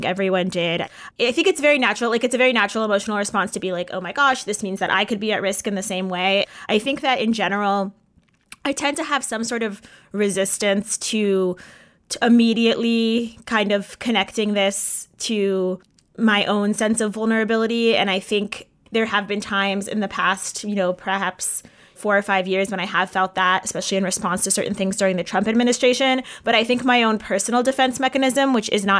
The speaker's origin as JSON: {"language": "English", "town": "Ann Arbor", "region": "Michigan", "country": "United States", "tie": "born or raised there", "said": "growing up in Ann Arbor, that Reform temple very much felt like a kind of a second home"}